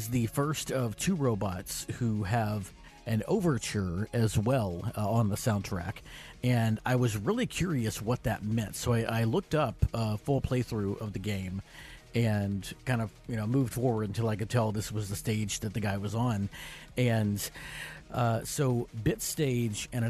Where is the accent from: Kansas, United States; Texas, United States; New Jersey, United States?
Texas, United States; I'm from Texas